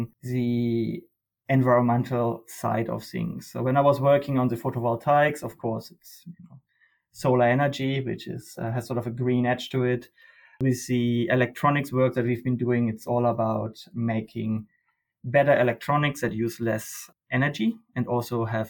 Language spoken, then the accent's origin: English; Germany; moved away as an adult; now in Australia; I grew up in Germany.